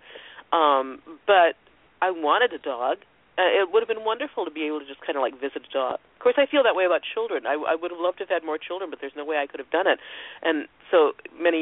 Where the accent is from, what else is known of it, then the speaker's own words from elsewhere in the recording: Ohio, United States; I'm country girl from Ohio.